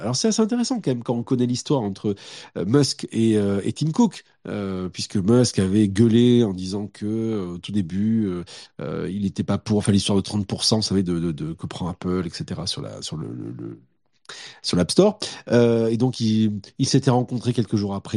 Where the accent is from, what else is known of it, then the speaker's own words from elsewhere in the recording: Montpellier, Occitania, France; je viens de Montpellier